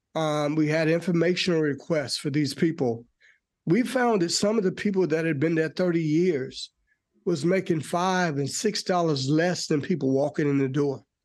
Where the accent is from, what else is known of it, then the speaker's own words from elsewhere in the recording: North Carolina, United States; also born or lived in Forest Park, Georgia; now in Georgia, United States; I am originally from North Carolina